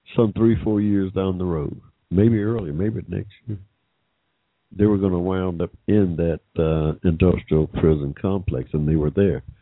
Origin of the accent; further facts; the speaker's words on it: United States; an American of African descent